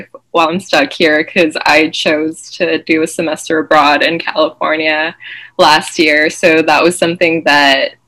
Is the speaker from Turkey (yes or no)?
no; Malaysia; now in Massachusetts, United States; I was born and raised in Malaysia, but I'm currently based in Massachusetts.